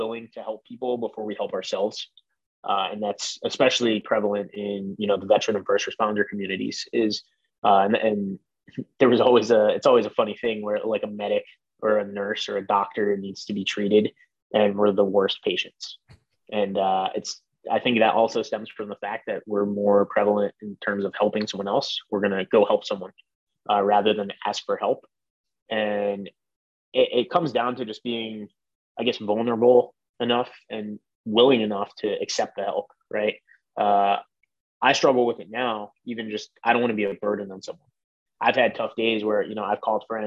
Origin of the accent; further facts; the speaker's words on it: Philadelphia, Pennsylvania, United States; I grew up in Philly